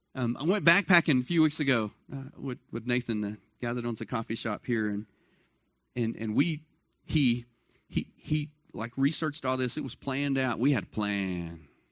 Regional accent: Dallas, Texas, United States; moved away as an adult; I grew up in Dallas, Fort Worth

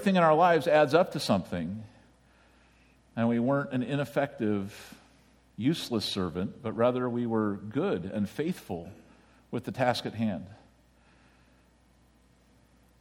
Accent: United States; as an American

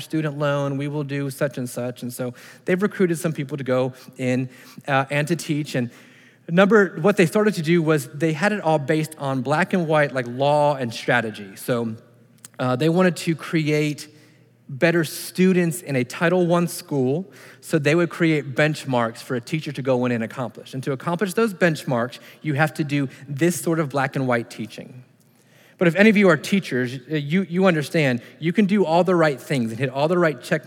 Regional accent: United States; being an American. Just happened to be born here

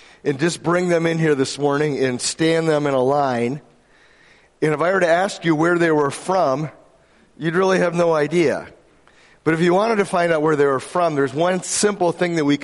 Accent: Grand Rapids, Michigan, United States; I was from Grand Rapids, Michigan, which I happened to be born there.

